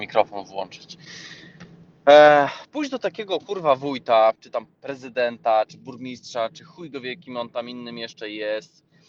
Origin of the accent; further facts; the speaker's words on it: Rzeszów, Subcarpathian Voivodeship, Poland; my z Rzeszowa